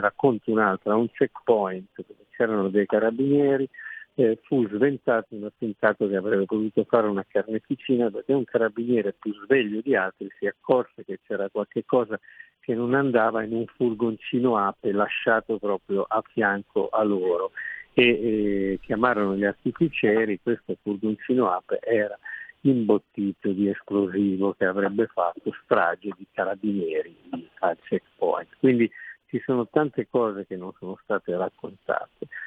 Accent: Genoa, Liguria, Italy; io sono genovese, quindi la città la conosco

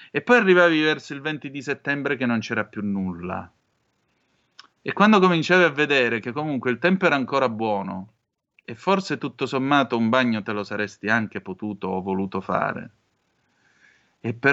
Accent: Vibo Valentia, Calabria, Italy; Io sono di Vibo Valencia, quindi tutte le spiagge nella zona da Pizzo Calabro ad arrivare fino a Tropea e così via, che d'estate erano un divertimentificio

